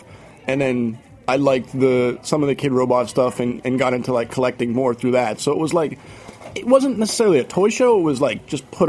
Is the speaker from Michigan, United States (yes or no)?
no; Boston, Massachusetts, United States; I grew up in Boston